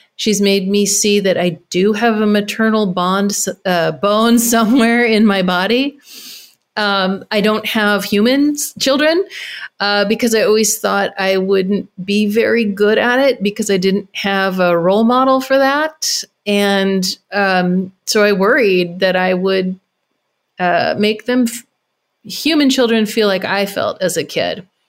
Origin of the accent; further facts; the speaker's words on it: Carmel Valley, California, United States; moved away; moving, um, to Carmel Valley, my hometown